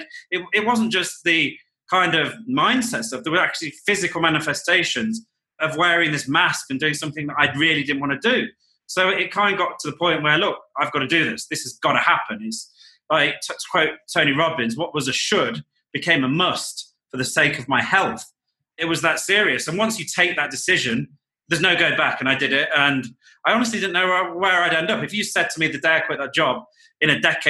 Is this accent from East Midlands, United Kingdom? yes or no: yes; Nottingham, East Midlands, United Kingdom; moved away; I grew up in a city called Nottingham in the United Kingdom